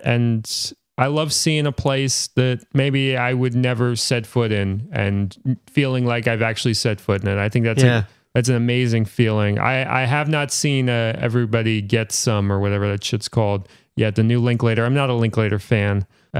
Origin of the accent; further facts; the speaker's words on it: New York City, New York, United States; I was always seeing whales when I was growing up in Brooklyn.